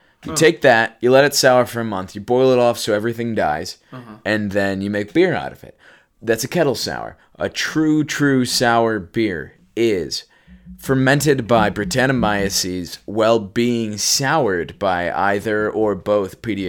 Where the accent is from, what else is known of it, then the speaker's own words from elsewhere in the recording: Detroit, Michigan, United States; now in Kalamazoo, United States; I'm a little torn on this one because I'm from Detroit and I live in Kalamazoo